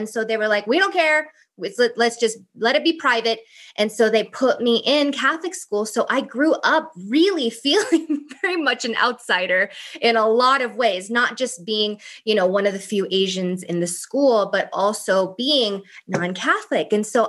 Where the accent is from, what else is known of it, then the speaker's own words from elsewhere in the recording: Thailand; English is a second language; like growing up in Thailand, she was like my favorite aunt.